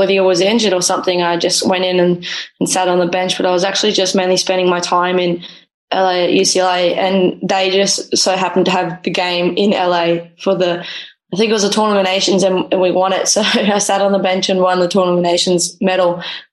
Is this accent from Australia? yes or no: yes; Australia; also born or lived in Los Angeles, United States / Norway; now in Malmö, Sweden; I'm an Australian keeper